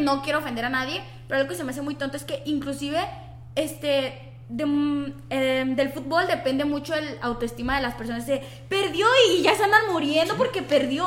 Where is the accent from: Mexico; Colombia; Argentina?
Mexico; nosotros como mexicanos